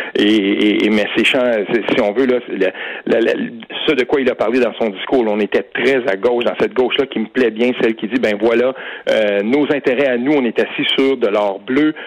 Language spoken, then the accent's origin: French; Saint-André-d'Argenteuil, Quebec, Canada; de mon, de mon coin de pays, à Saint-André d'Argenteuil